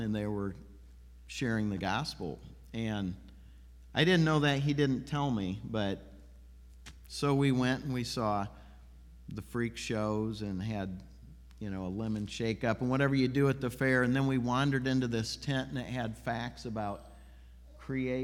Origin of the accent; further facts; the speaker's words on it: Peoria, Illinois, United States; I grew up in Peoria, Illinois